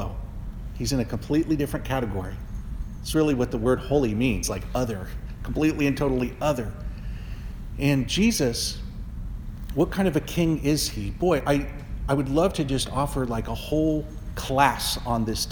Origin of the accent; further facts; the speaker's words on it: United States; growing up in America